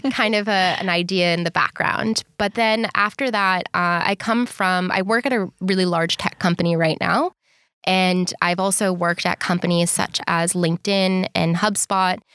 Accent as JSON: {"language": "English", "town": "Boston", "region": "Massachusetts", "country": "United States", "also_born_or_lived": "Bondi Beach, Australia", "moved": "as an adult", "lives_now": "Sydney, Australia", "said": "I'm originally from Boston, Massachusetts. And I've been living in Bondi Beach, Australia for three and a half"}